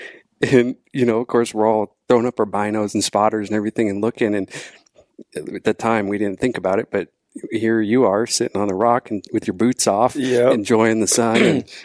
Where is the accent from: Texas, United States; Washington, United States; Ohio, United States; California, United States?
Washington, United States; Auburn; I was born and raised actually in Auburn, just right up the road